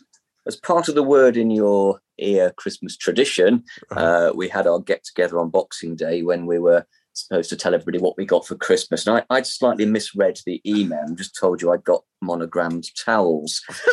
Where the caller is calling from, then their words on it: Leicester, East Midlands, United Kingdom; I'm calling from Leicester.